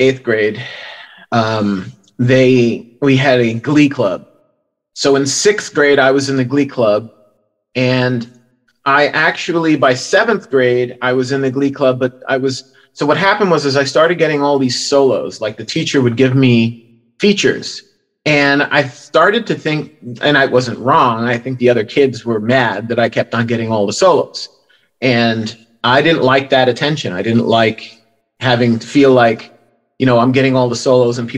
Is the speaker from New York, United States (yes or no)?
yes; New York City, New York, United States; moved away as an adult; also born or lived in Bronx, New York / Englewood, New Jersey / Fort Lee, New Jersey / Connecticut; From the Bronx, we moved to Queens, Jackson Heights, Queens, when I was 3